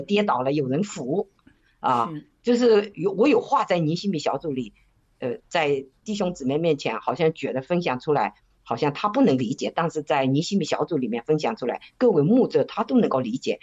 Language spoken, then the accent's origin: Chinese; China; moved away; 因为我在中国的时候呢，从小就是我们都是在长辈的带领下成长的